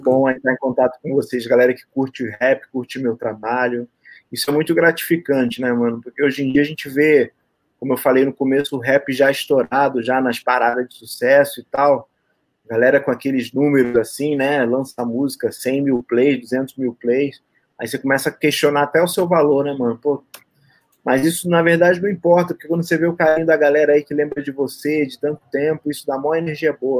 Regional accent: Rio de Janeiro, Brazil; Sou carioca.

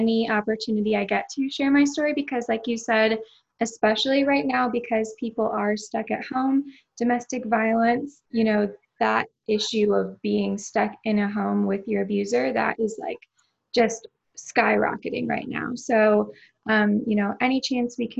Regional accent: New York, United States; moved away as an adult; now in Orlando, United States; So I'm originally from New York

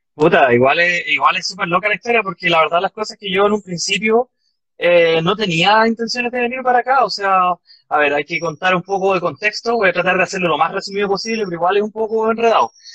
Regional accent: Quilicura, Santiago Metropolitan Region, Chile; moved away as an adult; now in Frankfurt, Germany; yo soy de Quilicura

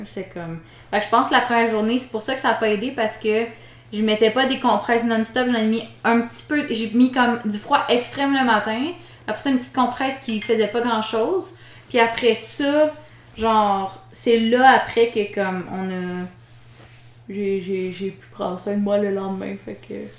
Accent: the Mont-Tremblant area, Quebec, Canada; moved away; je viens de là-bas, je veux pas aller dans mon coin

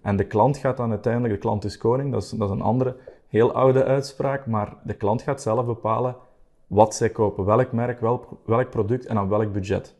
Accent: Belgium; ik ben er als Belg natuurlijk ergens wel heel fier op

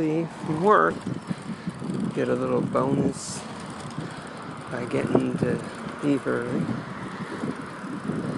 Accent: Santa Rosa, California, United States; now in Oceanside, United States; my hometown, Santa Rosa, up north

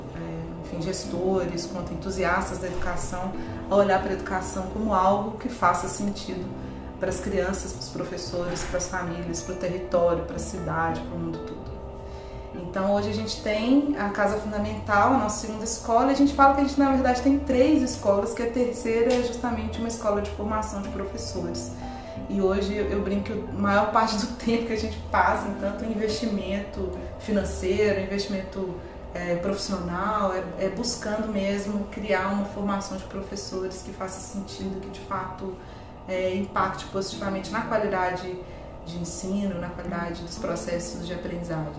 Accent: Belo Horizonte, Minas Gerais, Brazil; Nós somos todos mineiros

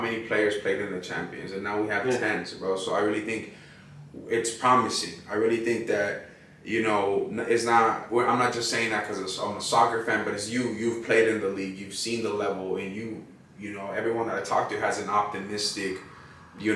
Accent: Pasadena, California, United States; from Pasadena, you know, which is my hometown

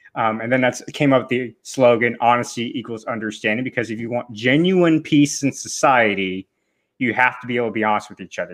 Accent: United States; as an American

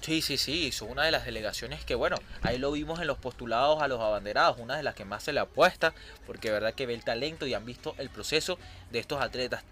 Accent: Venezuela; como venezolanos

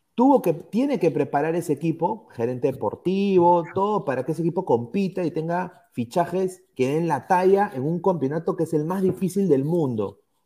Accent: Peru; como peruano, como aliancista

